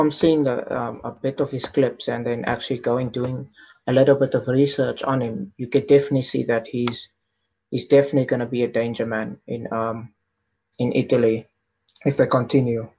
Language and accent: English; South Africa; as a South African